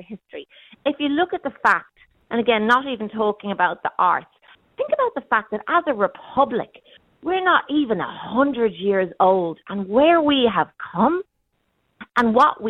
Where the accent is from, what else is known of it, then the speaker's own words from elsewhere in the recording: Dublin, Leinster, Ireland; moved away as an adult; now in San Francisco, United States; I live there. I'm from Clontarf. But I moved to San Francisco almost 30 years ago, Andrea. I've been here longer than I lived in Ireland.